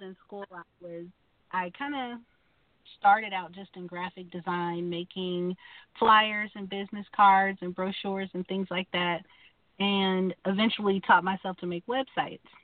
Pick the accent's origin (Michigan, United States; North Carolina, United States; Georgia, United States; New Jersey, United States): Georgia, United States; Atlanta; moved away as an adult; also born or lived in Wichita, Kansas; now in Kansas, United States; I'm from Wichita, Kansas, but I grew up in Atlanta, Georgia